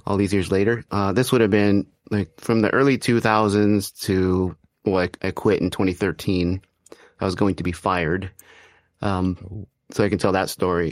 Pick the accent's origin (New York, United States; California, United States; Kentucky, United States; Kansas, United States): California, United States; Arcadia; I grew up in Arcadia, California